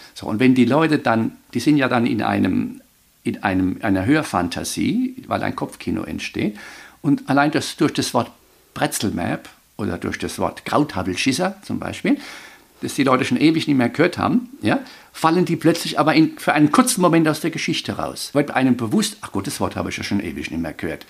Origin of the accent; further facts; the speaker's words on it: Weinheim, Baden-Württemberg, Germany; accent: Weinheim dialect (Woinemerisch); Der Albert Ludwig Grimm, unser Weinheimer Oberbürgermeister